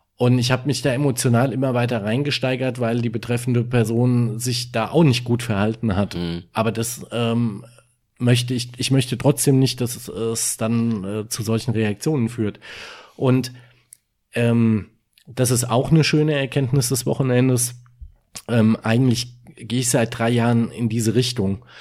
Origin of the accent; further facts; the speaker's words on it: Germany; bei uns in Deutschland